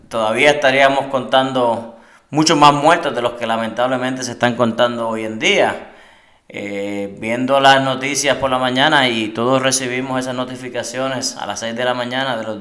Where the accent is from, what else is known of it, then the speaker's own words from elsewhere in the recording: Trujillo Alto, Puerto Rico; soy natural de Trujillo Alto